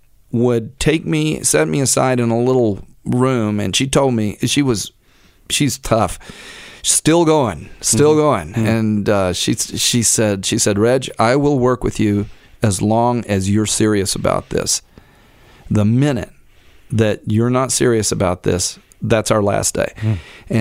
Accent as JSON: {"language": "English", "town": "Oakville", "region": "Texas", "country": "United States", "tie": "born or raised there", "said": "Oakville is my hometown"}